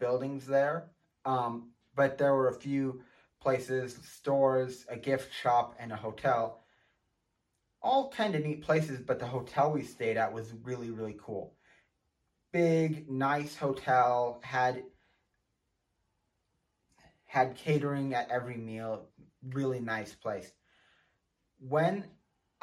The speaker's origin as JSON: {"language": "English", "region": "Montana", "country": "United States", "said": "here in my home state of Montana"}